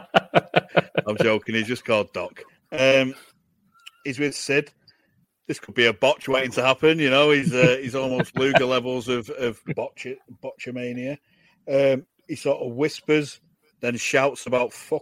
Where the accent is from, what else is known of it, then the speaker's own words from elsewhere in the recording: Manchester, North West England, United Kingdom; it's a completely different accent where I'm from. I'm from Manchester